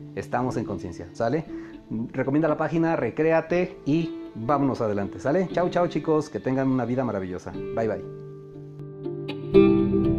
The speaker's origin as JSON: {"language": "Spanish", "country": "Mexico", "said": "cómo somos los mexicanos"}